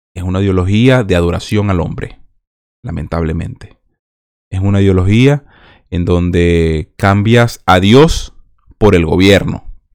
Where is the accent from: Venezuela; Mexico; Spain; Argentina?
Venezuela; Nosotros los venezolanos